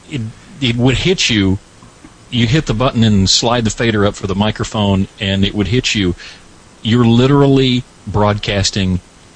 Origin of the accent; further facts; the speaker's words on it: Alabama, United States; But I am from Alabama, have been here all my life.